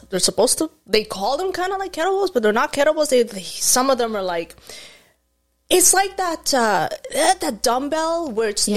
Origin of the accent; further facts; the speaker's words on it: Egypt; moved away as an adult; now in Canada; I was born and raised in Egypt